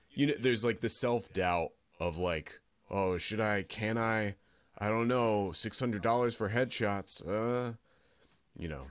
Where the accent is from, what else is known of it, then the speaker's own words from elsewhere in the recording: Pennsylvania, United States; moved away as an adult; now in New York, United States; I grew up in Pennsylvania